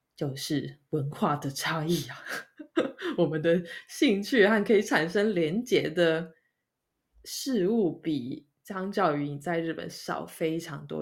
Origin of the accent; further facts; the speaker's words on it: Kaohsiung, Taiwan; moved away as an adult; now in Sweden; 都有种回到高雄的感觉